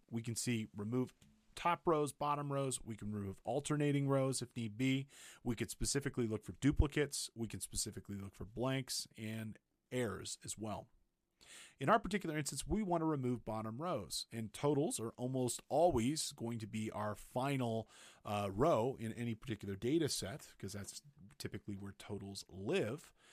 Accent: Big Bear Lake, California, United States; my hometown, Big Bear Lake, California

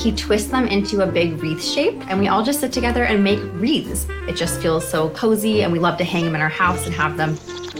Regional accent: California, United States; Growing up in California, you don't really get seasons

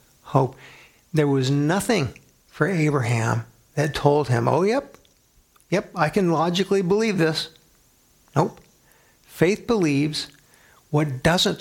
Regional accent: San Antonio, Texas, United States; now in Grand Island, United States; my hometown San Antonio

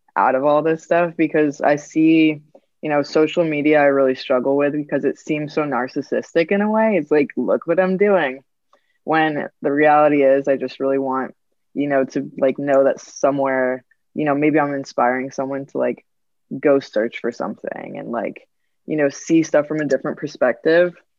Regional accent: Rhode Island, United States; I'm from Rhode Island in the United States

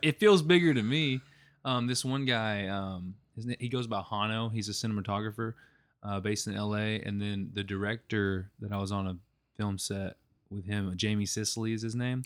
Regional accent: Malvern, Arkansas, United States; also born or lived in Magnet Cove, Arkansas / Hot Springs, Arkansas; I'm originally from Malvern

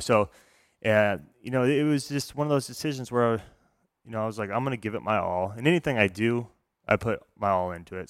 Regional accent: Reno, Nevada, United States; also born or lived in St. Maries, Idaho / Phoenix, Arizona; we moved to Reno when I was uh, two years old. So I grew up in Reno

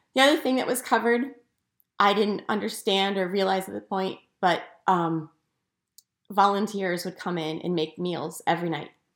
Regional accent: outside Philadelphia, Pennsylvania, United States; I grew up outside Philadelphia

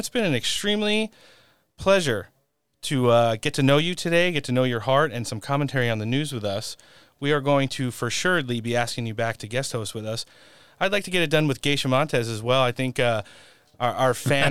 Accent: Elizabeth, New Jersey, United States; moved away as an adult; also born or lived in Sayreville, New Jersey / Ocean County, New Jersey; I was born in Elizabeth, New Jersey, so it's good to see have somebody on the show that is representing my hometown.

